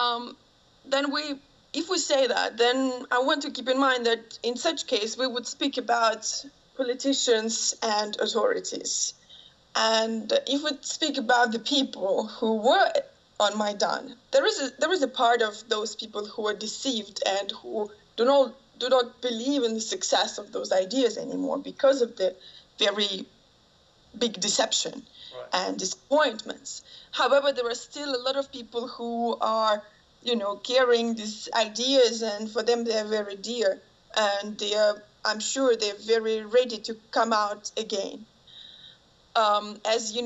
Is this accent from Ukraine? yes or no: yes; Ukraine; moved away; I grew up in Ukraine